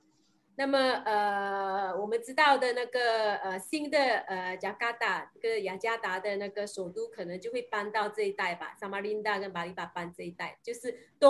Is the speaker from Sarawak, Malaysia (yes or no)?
yes; Sarawak, Malaysia; 我们砂拉越这边大多数的义山的墓园都会有一个呃大伯公庙。